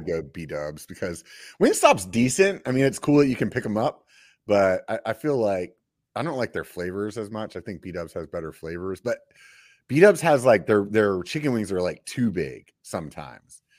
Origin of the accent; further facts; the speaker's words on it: Pennsylvania, United States; I grew up in Pennsylvania